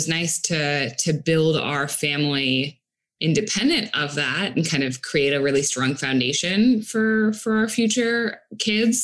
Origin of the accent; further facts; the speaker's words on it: Israel; now in Arizona, United States; I was actually originally born in Israel.